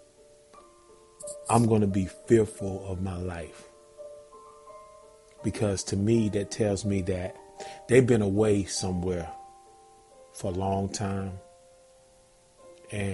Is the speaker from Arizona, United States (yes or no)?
no; Zebulon, North Carolina, United States; now in Georgia, United States; Shout out NC, Zebulon, Z-Town, North Carolina, man. Born and raised